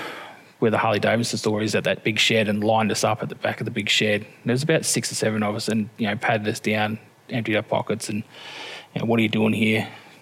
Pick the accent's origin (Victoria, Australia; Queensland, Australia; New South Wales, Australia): Victoria, Australia; Sale; you know, I wasn't born in Horsham though. I was born in Sale. Mum's from Dimboola.